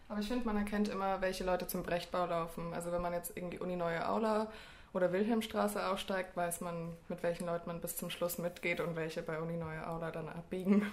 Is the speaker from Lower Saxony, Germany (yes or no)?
no; Munich, Bavaria, Germany; moved away as an adult; now in Tübingen, Germany; ich komme ursprünglich aus München